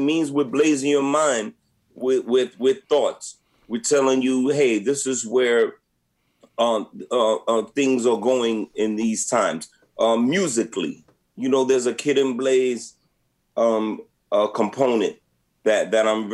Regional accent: New York, United States; moved away as an adult; now in Los Angeles, United States; when we were growing up in New York, Play and I, we grew up around the corner from each other

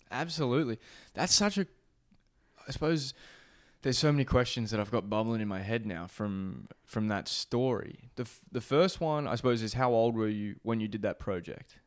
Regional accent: Beaumaris, Victoria, Australia; moved away; my hometown of Beaumaris

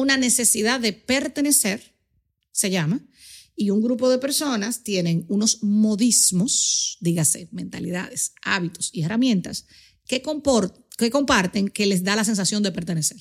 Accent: Dominican Republic; yo soy una eh, em, embajadora del mundo que nació en Dominicana.

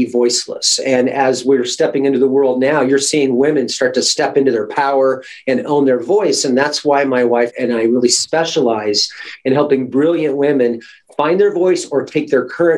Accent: Alaska, United States; my mom and I grew up born and raised in Alaska.

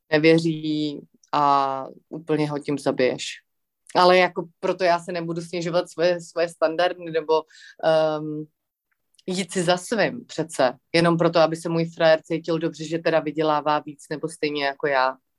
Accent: Prague, Czechia; já jsem takový floutek ze Žižkova, co má doma prostě tři kočky

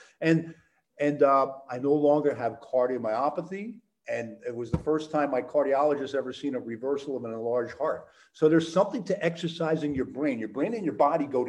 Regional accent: Allentown, Pennsylvania, United States; I grew up in Allentown

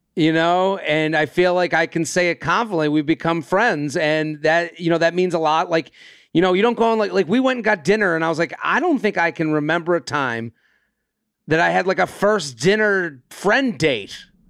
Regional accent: outside of Boston, Massachusetts, United States; I'm from outside of Boston. I grew up outside of Boston

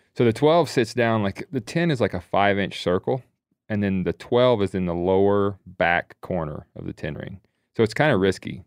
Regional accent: the Carolinas, United States; we grew up in the Carolinas hunting all game lands there.

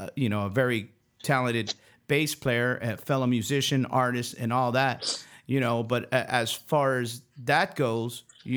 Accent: France; born there; We are twins. I was born in France. He was born in Germany.

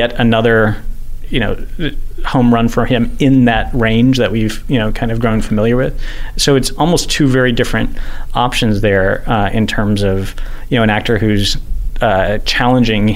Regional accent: Texas, United States; I grew up in Texas

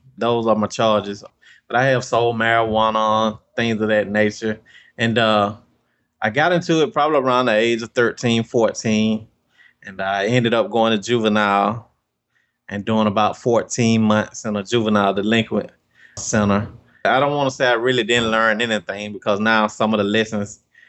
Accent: Albany, Georgia, United States; born or raised there

